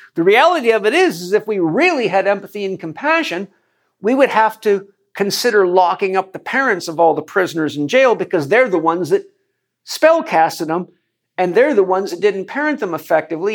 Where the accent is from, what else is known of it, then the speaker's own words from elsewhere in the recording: United States; as an American